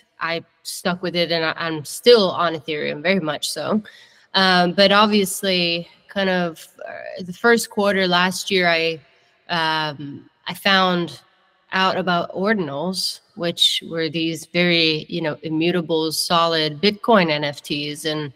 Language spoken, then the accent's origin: English; northern Italy, Italy; English is a second language; moved away as an adult; also born or lived in Germany; now in Nashville, United States; I grew up in Italy. I'm born and raised Italian